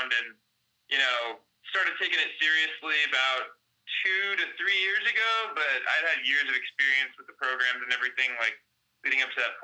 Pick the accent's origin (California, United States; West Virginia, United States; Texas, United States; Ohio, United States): Texas, United States; Dallas; I'm from Dallas, Texas.